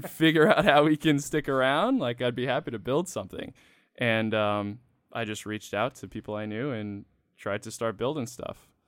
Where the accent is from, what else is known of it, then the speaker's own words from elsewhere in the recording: Freetown, Massachusetts, United States; also born or lived in Connecticut; I'm from a really small town in Massachusetts